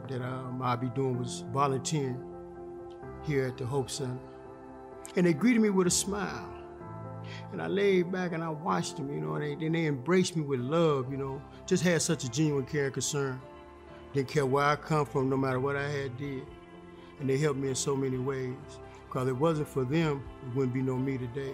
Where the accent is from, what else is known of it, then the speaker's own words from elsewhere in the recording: Chicago, Illinois, United States; now in Urbana, United States; I'm from Chicago. Moved from Chicago to Urbana